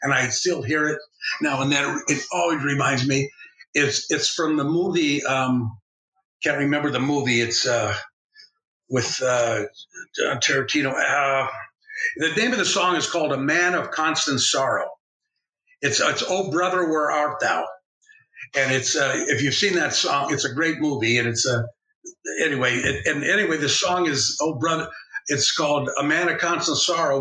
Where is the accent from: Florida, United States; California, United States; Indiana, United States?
California, United States; Los Angeles; moved away as an adult; also born or lived in Salt Lake City, Utah; I grew up in East L.A., you know, East part of Los Angeles